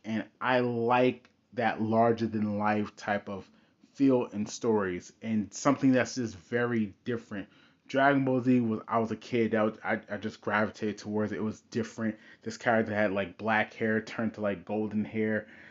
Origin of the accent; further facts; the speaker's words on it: United States; I grew up in America. I am a Westerner